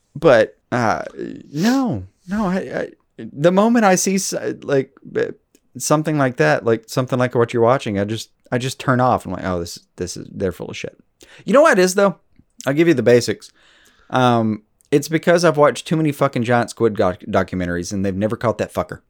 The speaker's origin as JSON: {"language": "English", "country": "United States", "tie": "born or raised there", "said": "growing up deeply, uh, American"}